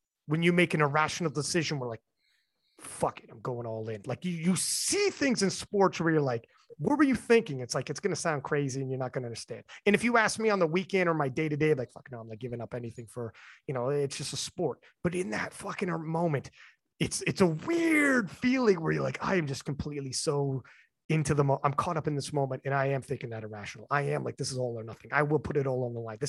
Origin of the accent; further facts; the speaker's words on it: Canada; I'm Canadian